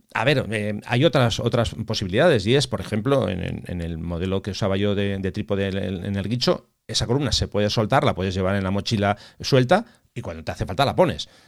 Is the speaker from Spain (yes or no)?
yes; Bilbao, Basque Country, Spain; yo soy de Bilbao, entonces los de Bilbao somos muy frescos.